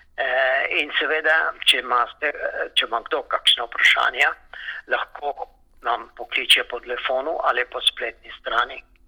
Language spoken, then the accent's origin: Slovenian; Slovenia; now in Melbourne, Australia